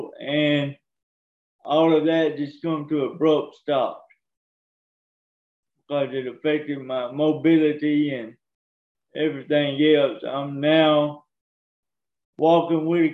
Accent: Cottondale, Alabama, United States; also born or lived in Tuscaloosa, Alabama; Raised in Alabama, in Cottondale, Alabama

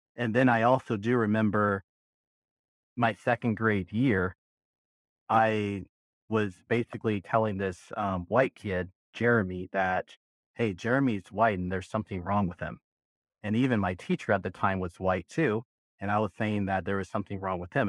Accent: Berkeley, California, United States; moved away as an adult; now in Southern Nevada, United States; I was born and raised in Berkeley, California. I lived there for a good twenty-six years of my life

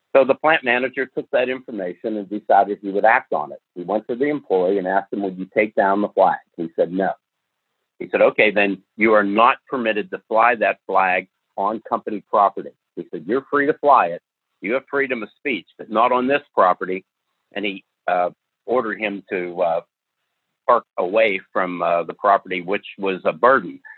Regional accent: the North of the United States, United States; I was born and raised in the North of the United States, which is completely different from the South

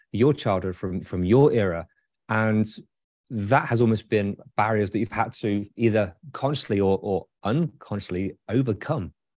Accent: United Kingdom; now in Michigan, United States; as a Brit

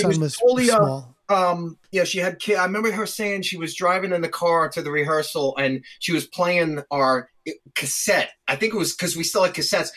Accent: Long Island, New York, United States; we're just douchebags from Long Island

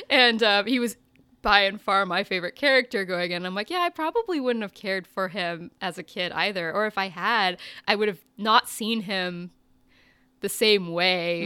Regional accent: United States; I'm an American.

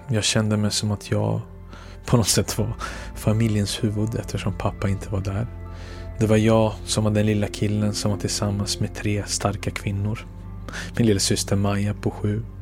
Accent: Belgrade, City of Belgrade, Serbia; born there; Jag är född den 6 februari 1982

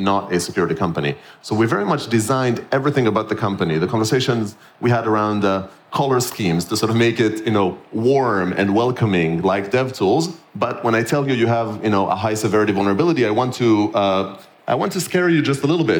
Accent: Israel; moved away; I'm born and raised in Israel

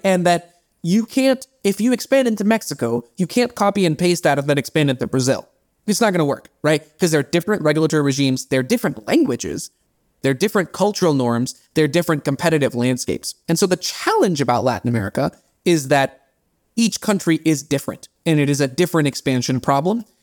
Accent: India; first language Bengali; English is a second language; moved away; I'm Indian

